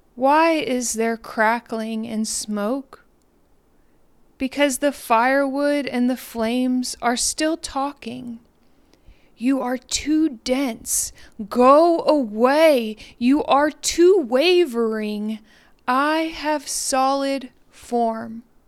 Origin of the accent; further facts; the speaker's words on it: Deer Park, Texas, United States; now in Trinity, United States; I'm from Deer Park, Texas.